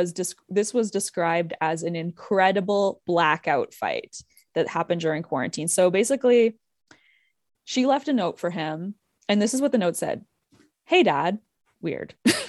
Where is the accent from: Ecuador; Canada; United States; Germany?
Canada; we're both Canadian through and through.